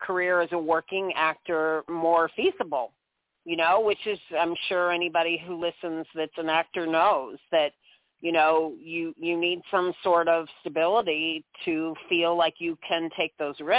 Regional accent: St. Louis, Missouri, United States; moved away as an adult; also born or lived in Kirksville, Missouri; now in New York, United States; I was born in St. Louis, Missouri, actually.

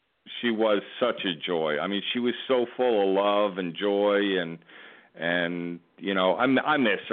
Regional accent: Clearwater, Florida, United States; now in Ocala, United States; I grew up in Clearwater.

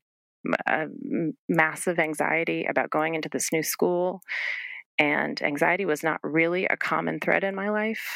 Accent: New England, United States; I grew up in New England with my brother

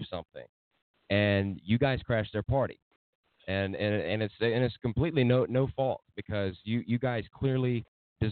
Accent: Saluda, South Carolina, United States; My hometown of Saluda

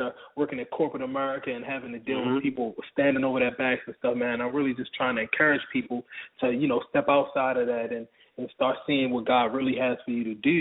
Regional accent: Baltimore, Maryland, United States; now in Atlanta, United States; I'm from Baltimore originally. I live in Atlanta right now

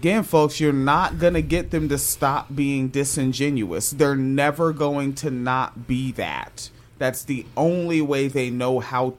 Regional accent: Washington, United States; when I was just a child growing up in Washington State

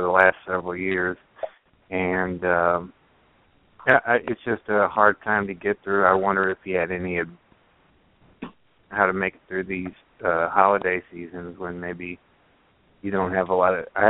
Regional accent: St. Louis, Missouri, United States; I'm from St. Louis, Missouri myself

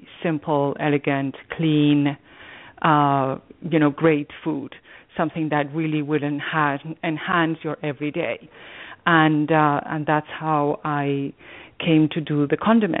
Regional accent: Spain; now in Greenwich, United States; I was born in Spain a long time ago

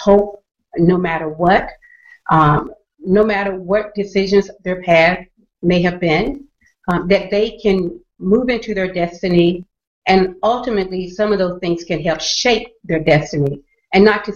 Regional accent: the South, United States; I grew up in the South

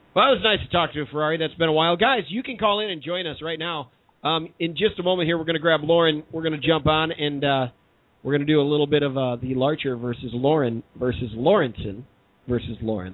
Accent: Chicago, Illinois, United States; As a Chicagoan, I want it to happen, too.

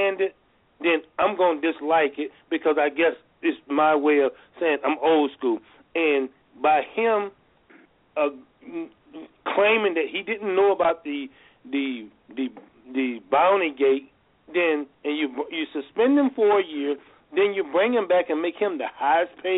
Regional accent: New Orleans, Louisiana, United States; my hometown people, who's what they call the Who Dat people

